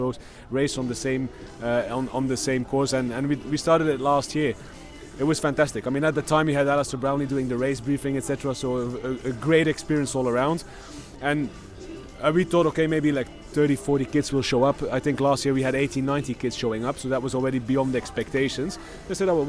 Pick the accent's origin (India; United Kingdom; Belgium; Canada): Belgium; I'm from Belgium